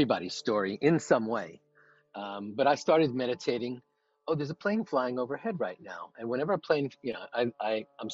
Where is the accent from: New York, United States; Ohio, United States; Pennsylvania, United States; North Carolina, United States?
New York, United States; New York City; moved away as an adult; now in Carlsbad, United States; New York City, which is where I grew up